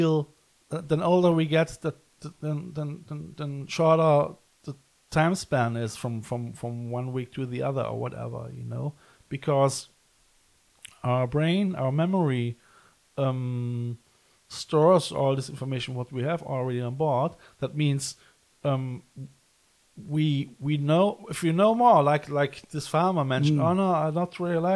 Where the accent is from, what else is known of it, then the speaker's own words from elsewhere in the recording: Cologne, North Rhine-Westphalia, Germany; I come from Cologne, and it's very close to the myth of Odin and Nibelungensaga